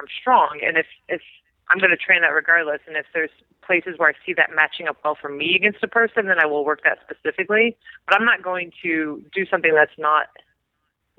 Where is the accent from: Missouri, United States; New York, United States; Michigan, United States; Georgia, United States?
New York, United States; now in California, United States; I am from New York. I'm good. I did my time there. I don't need to go back